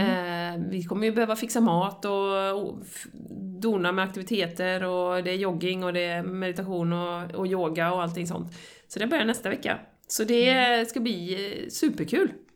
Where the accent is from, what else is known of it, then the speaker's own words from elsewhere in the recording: Sweden; som svensk